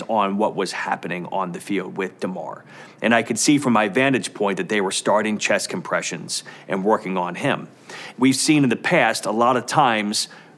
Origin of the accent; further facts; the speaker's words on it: Cincinnati, Ohio, United States; I am from Cincinnati. This is where I grew up. This is where I was raised